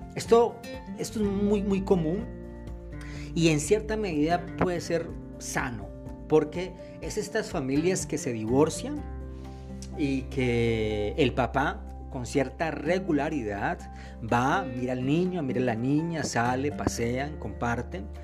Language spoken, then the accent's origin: Spanish; Colombia; aquí en mi país Colombia